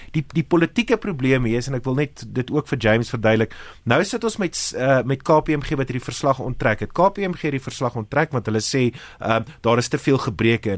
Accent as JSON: {"language": "Afrikaans", "country": "South Africa"}